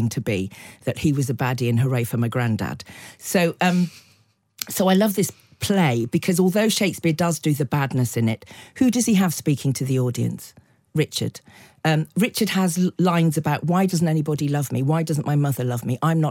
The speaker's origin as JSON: {"language": "English", "area": "the Cotswolds", "region": "South West England", "country": "United Kingdom", "tie": "born or raised there", "said": "I grew up in the Cotswolds in the 60s and early 70s"}